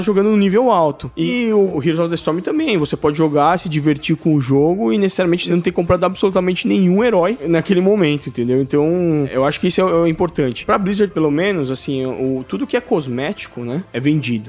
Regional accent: Brazil

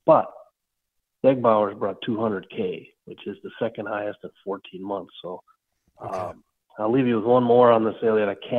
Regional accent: Benson, Minnesota, United States; from my hometown of Benson, Minnesota

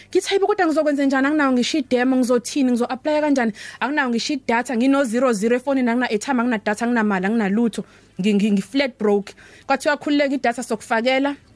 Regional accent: South Coast, KwaZulu-Natal, South Africa; also born or lived in Durban; ikakhulukazi la ngiphuma khona kwanyuswa iSouth Coast

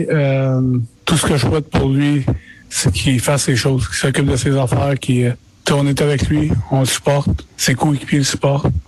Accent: Quebec, Canada; Comme j'ai dit, on est Québécois ensemble à Montréal

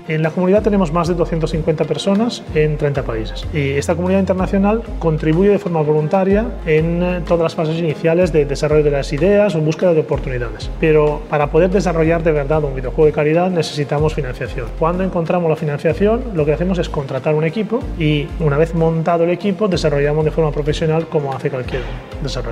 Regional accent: Italy; soy italiano

